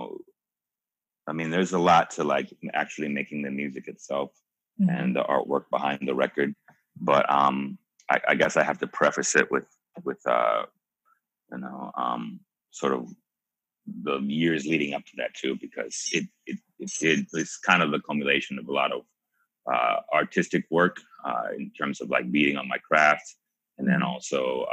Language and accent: English; Indiana, United States; first language English; moved away as an adult; also born or lived in Texas / Puerto Rico; I was born in Indiana. I'm African American. I grew up there until I was about 18 years old.